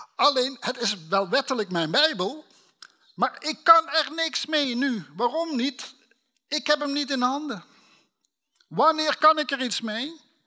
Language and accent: Dutch; Limburg, Netherlands; now in North Holland, Netherlands; als een Limburger die in Noord-Holland woont